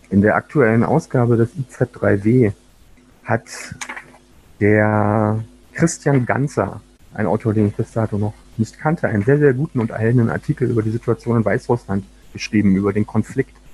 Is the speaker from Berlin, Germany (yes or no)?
yes; Berlin, Germany; war dann in der ersten Hälfte der 90er Jahre, vor allen Dingen in Ostberlin, wo ich aufgewachsen bin, mit dem nahezu alltäglichen Straßenterror einer neofaschistischen Jugendbewegung konfrontiert